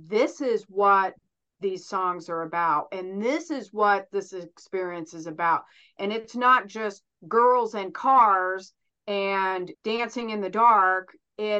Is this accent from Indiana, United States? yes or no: yes; Terre Haute, Indiana, United States; also born or lived in Chicago, United States; I grew up in Terre Haute.